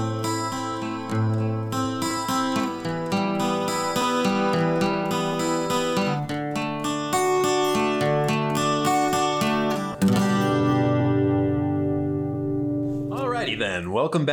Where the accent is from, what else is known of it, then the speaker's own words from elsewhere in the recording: New Jersey, United States; moved away; growing up in Jersey. That was my favorite season in Jersey, was fall always.